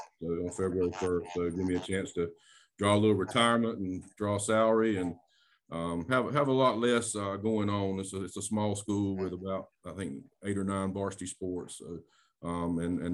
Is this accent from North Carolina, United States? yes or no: yes; Duplin County, North Carolina, United States; I'm from Duplin County. I was born and raised in Facing right there near you